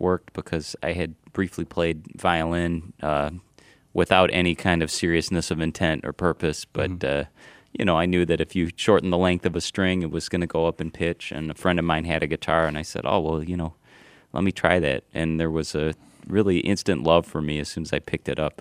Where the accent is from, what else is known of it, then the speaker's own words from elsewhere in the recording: Ann Arbor, Michigan, United States; also born or lived in New York; now in Michigan, United States; I grew up in Ann Arbor